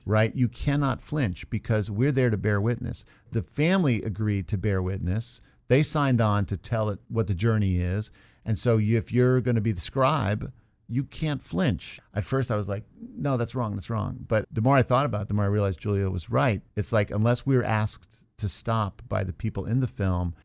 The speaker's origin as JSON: {"language": "English", "town": "Beavercreek", "region": "Ohio", "country": "United States", "tie": "born or raised there", "said": "I was growing up in Beaver Creek, Ohio"}